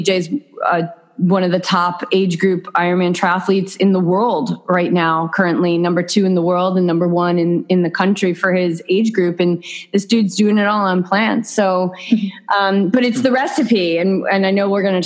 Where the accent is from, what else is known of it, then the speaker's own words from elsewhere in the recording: New England, United States; moved away as an adult; now in Southern California, United States; We are from New England